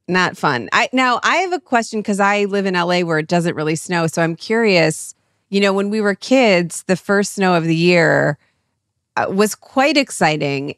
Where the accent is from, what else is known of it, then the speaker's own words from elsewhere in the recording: Cleveland, Ohio, United States; moved away; we're from Cleveland